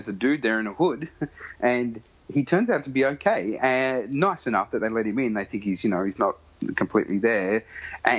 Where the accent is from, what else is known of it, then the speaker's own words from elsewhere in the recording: Sydney, New South Wales, Australia; I grew up in Western Sydney